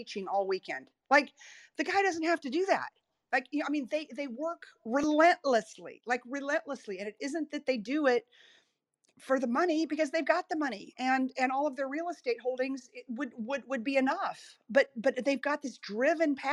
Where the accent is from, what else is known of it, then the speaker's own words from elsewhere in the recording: Texas, United States; I'm from Texas